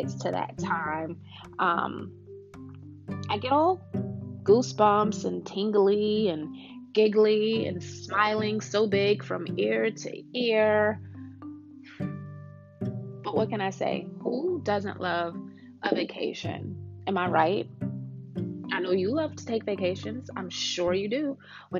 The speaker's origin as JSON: {"language": "English", "region": "New York", "country": "United States", "tie": "born or raised there", "moved": "yes", "lives_now": "Georgia, United States", "said": "we were born and raised in New York"}